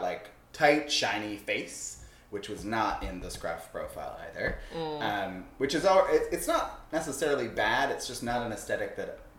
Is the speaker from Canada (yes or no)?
yes; Canada; I'm Canadian